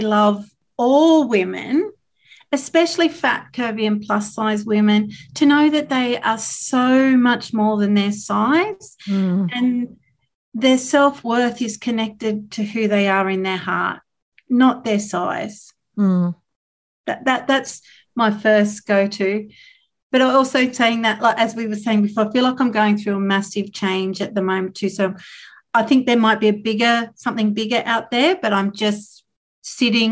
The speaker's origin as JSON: {"language": "English", "region": "Tasmania", "country": "Australia", "tie": "born or raised there", "said": "I grew up in Tasmania in the 80s and 90s"}